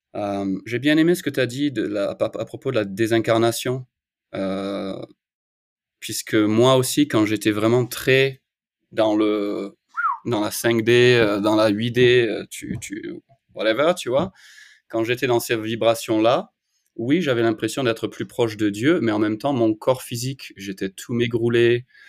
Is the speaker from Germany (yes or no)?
no; France; moved away as an adult; also born or lived in Australia / Bali, Indonesia; now in United States; je suis parti de la France à 23 ans, j'ai vécu en Australie pendant 10 ans, et ensuite je suis parti à Bali en Indonésie pendant 7 ans